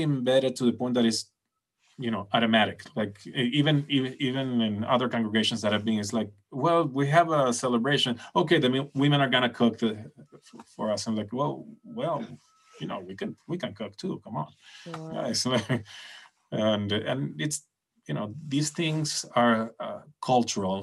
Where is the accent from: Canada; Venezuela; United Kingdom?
Venezuela